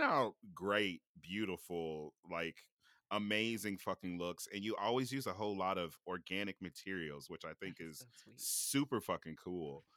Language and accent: English; Kansas City, Kansas, United States; moved away; I'm a Kansas City kid. I grew up on the Kansas side